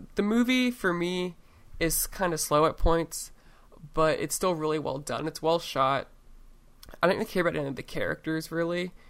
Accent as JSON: {"language": "English", "region": "Oregon", "country": "United States", "tie": "born or raised there", "said": "in my home state"}